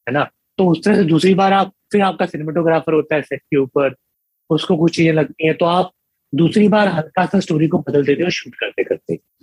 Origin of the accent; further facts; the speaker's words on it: Punjab, India; now in Gujarat, India; मैं पंजाब का रहने वाला हूँ मतलब आ, रहने वाला तो अगर गुजरात का हूँ पर हूँ पंजाब से लाइक पैदाइश मेरी पंजाब में हुई है